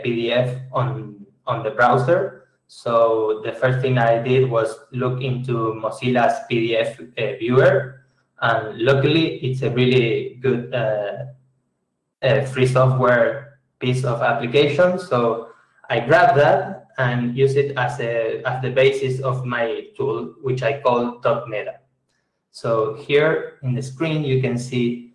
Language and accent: English; Argentina; I'm from Argentina.